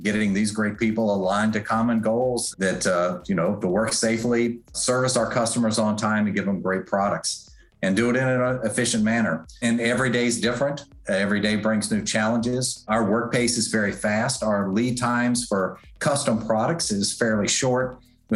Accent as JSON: {"language": "English", "town": "South Boston", "region": "Virginia", "country": "United States", "tie": "born or raised there", "moved": "yes", "said": "I grew up in Southern Virginia in a small town called South Boston."}